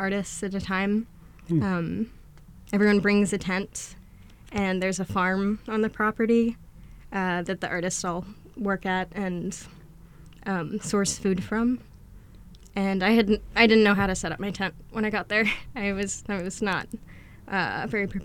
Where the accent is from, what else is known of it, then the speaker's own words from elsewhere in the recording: Boston, Massachusetts, United States; also born or lived in Rhode Island; now in Portland, United States; I grew up outside of Boston in a suburb out there